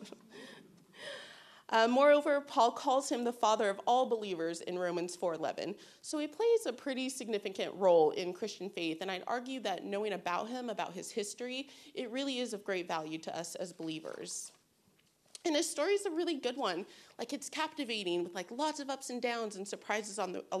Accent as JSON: {"language": "English", "area": "Bay Area", "region": "California", "country": "United States", "tie": "born or raised there", "said": "I'm from the Bay Area"}